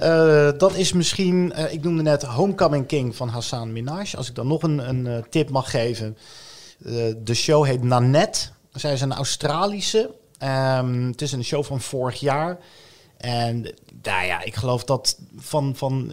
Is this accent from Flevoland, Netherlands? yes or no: no; The Hague, South Holland, Netherlands; accent: Haags; ik ben volgens mij een Hagenaar. Dat heeft te maken met eh, of je van het zand of het veen komt.